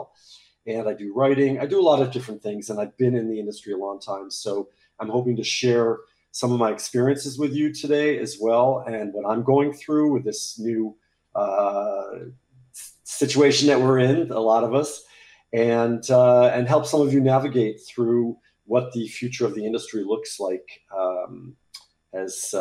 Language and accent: English; United States; moved away as an adult; now in Paris, France; I'm speaking to you from Paris, France, where I live. I'm American, but I've been here for a long time